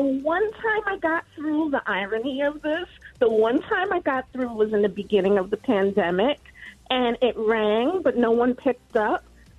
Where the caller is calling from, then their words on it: New York City, New York, United States; I'm calling from Upper Manhattan, Hamilton Heights.